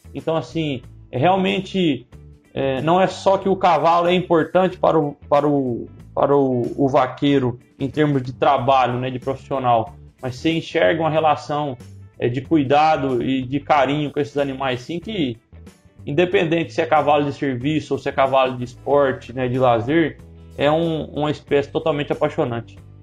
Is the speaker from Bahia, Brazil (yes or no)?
no; Minas Gerais, Brazil; moved away as an adult; now in Mato Grosso, Brazil; Eu sou mineiro